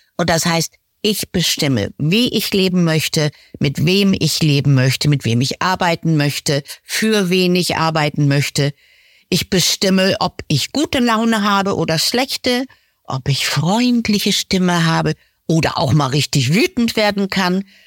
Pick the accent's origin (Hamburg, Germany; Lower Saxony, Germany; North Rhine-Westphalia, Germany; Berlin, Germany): Lower Saxony, Germany; moved away as an adult; also born or lived in Munich; Ich komme aus Niedersachsen, aus einem Dorf.